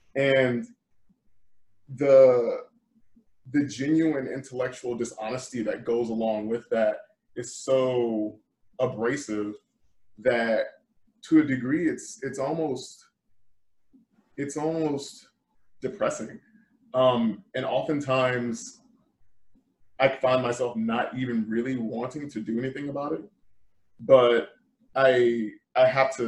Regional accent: the South, United States; I've had many, many people disbelieve the fact that I'm from the South because I don't speak the way that they expect me to speak.

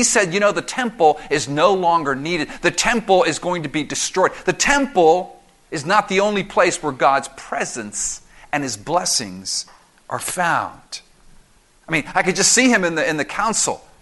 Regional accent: Miami, Florida, United States; growing up in Miami and going to all the Dolphins games when I was a little boy

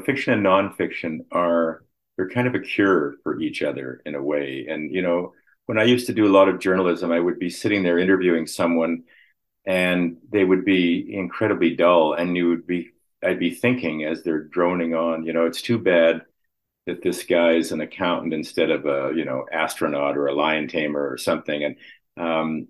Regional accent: Winnipeg, Manitoba, Canada; moved away; also born or lived in Toronto; I grew up in Winnipeg.

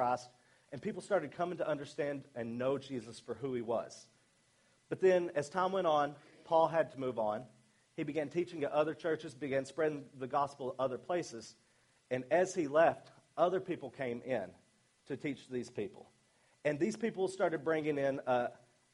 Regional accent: Arkansas, United States; accent: southern; moved away; I'm from Arkansas

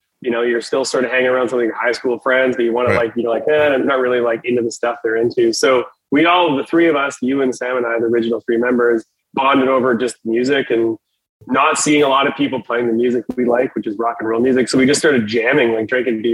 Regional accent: Southern Saskatchewan, Canada; we're from Southern Saskatchewan is where we're from

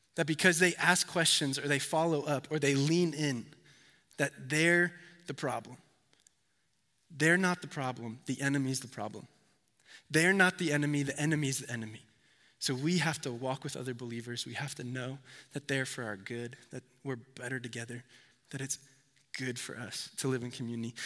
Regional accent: Connecticut, United States; I'm from Connecticut

